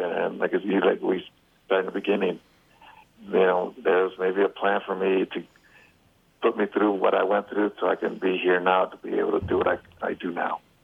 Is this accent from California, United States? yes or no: no; Chicago, Illinois, United States; I'm from Chicago